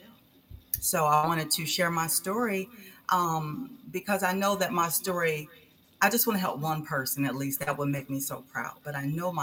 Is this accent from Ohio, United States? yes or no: yes; Cleveland, Ohio, United States; now in Kernersville, United States; I am from Cleveland, Ohio, and I currently live in Kernersville, North Carolina.